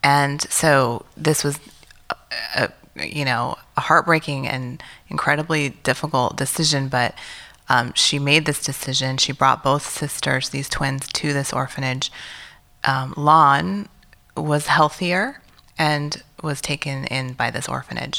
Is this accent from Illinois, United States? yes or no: yes; Illinois, United States; I was born in Illinois, and I had some, you know, rough moments growing up as an Asian American child in Illinois